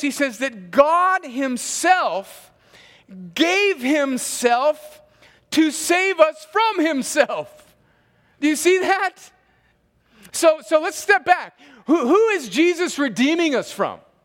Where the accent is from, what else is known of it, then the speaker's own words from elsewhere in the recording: Southern California, United States; growing up in Southern California in a sort of hippie culture